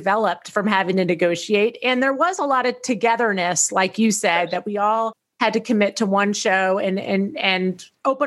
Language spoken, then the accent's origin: English; Tennessee, United States; I grew up in Tennessee